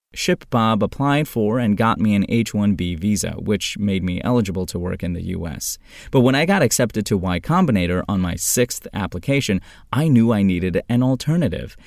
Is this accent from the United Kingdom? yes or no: no; Turkey; English is a second language; moved away as an adult; also born or lived in Georgia, United States / Tennessee, United States; now in United States; getting out of Turkey, my home country